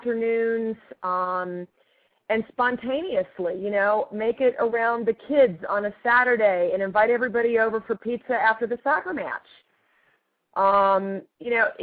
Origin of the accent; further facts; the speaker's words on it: California, United States; also born or lived in Australia / Massachusetts; I was born in California. I was born in California and taken back to Australia for my first year